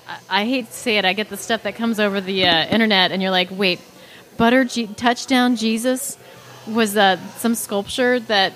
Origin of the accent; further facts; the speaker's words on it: Dayton, Ohio, United States; now in San Luis Obispo County, United States; I grew up in Dayton, Ohio, which is a river valley.